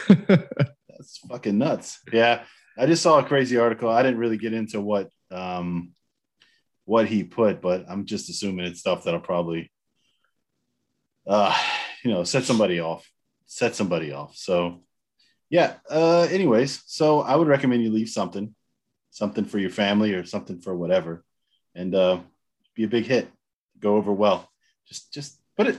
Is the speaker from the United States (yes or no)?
yes; United States; now in Germany; since we're both American